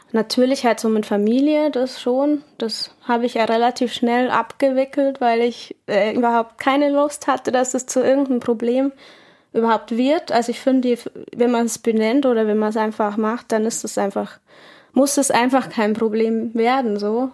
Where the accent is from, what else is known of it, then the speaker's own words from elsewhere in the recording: Munich, Bavaria, Germany; moved away; als Münchnerin